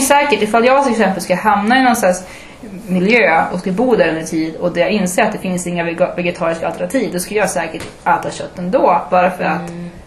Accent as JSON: {"language": "Swedish", "town": "Umeå", "region": "Västerbotten County", "country": "Sweden", "also_born_or_lived": "Malmö", "said": "jag är också från Umeå. Jag är från Ersboda"}